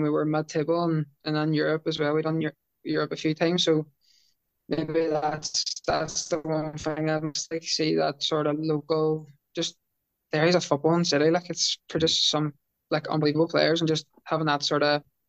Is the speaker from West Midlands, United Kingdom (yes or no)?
no; Derry, Northern Ireland, United Kingdom; moved away as an adult; now in Wales; my hometown